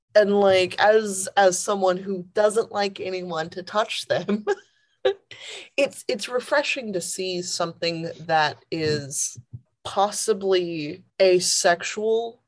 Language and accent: English; the South, United States; Growing up in the South, primarily